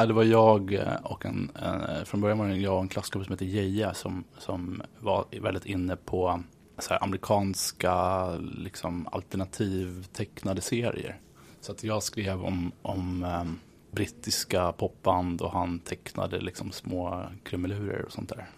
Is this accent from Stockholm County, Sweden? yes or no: yes; Nacka, Stockholm County, Sweden; moved away as an adult; now in New York, United States; Jag var uppvuxen i förorten